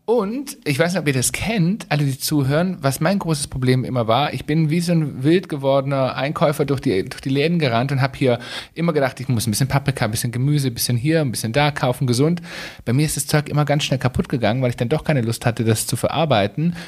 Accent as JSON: {"language": "German", "region": "Swabia", "country": "Germany", "said": "bei uns im Schwabenland"}